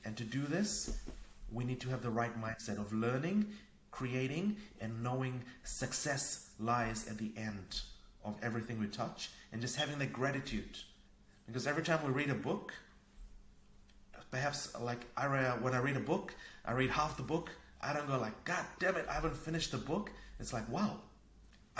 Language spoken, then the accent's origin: English; Fiji; also born or lived in New Zealand / Asia; now in Norway; I grew up in Fiji. I used to play outside, climbing coconut trees, catching fish, crabs, a very Robinson Crusoe type of childhood